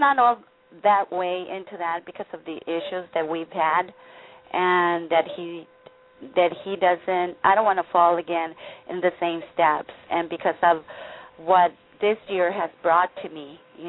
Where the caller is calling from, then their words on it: Tijuana, Baja California, Mexico; I'm calling from Tijuana.